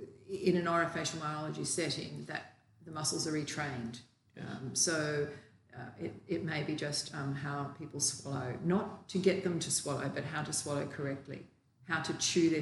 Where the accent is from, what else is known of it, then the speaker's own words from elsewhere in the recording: Australia; also born or lived in New South Wales; I'm from Australia